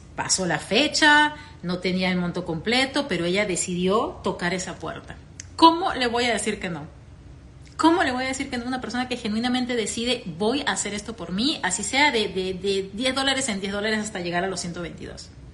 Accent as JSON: {"language": "Spanish", "country": "Peru", "also_born_or_lived": "Venezuela", "moved": "as an adult", "lives_now": "United States", "said": "mi país, Perú"}